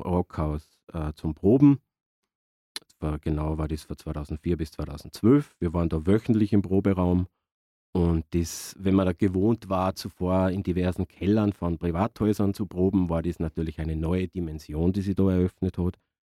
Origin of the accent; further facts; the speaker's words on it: Innergebirg, Salzburg, Austria; moved away as an adult; now in Salzburg, Austria; bin ich aus dem Innergebirg und bin auch dann in die Stadt gezogen mit Anfang 20